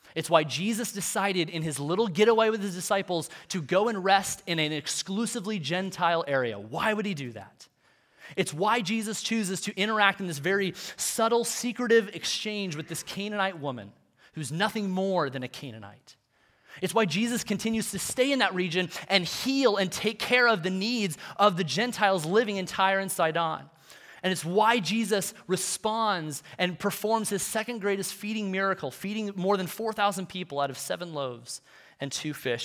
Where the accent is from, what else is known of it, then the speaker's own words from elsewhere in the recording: United States; for us as, as Western American Christians